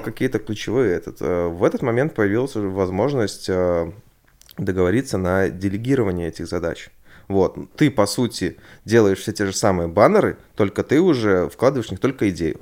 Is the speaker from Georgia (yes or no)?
no; Belarus; я белорус.